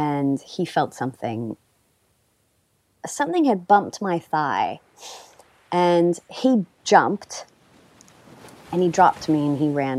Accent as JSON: {"language": "English", "region": "California", "country": "United States", "moved": "yes", "lives_now": "London, United Kingdom", "said": "I am originally from California, and I now live in London with my three kids."}